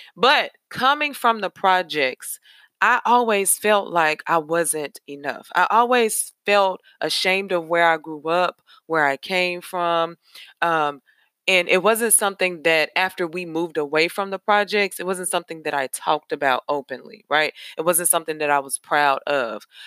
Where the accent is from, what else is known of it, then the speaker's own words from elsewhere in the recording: Nashville, Tennessee, United States; I am from Nashville, Tennessee. I'm a Nashville native.